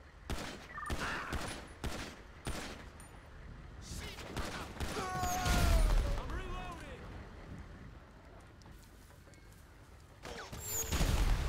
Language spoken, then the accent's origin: English; the Carolinas, United States; I'm from the Carolinas